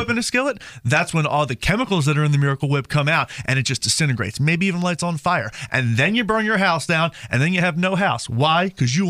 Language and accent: English; New Jersey, United States; I grew up in New Jersey.